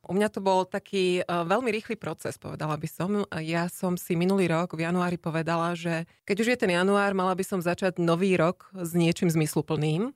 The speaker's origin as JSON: {"language": "Slovak", "country": "Slovakia", "also_born_or_lived": "Ireland", "moved": "as an adult", "lives_now": "Luxembourg", "said": "ja som zo Slovenska odišla ešte ako študentka"}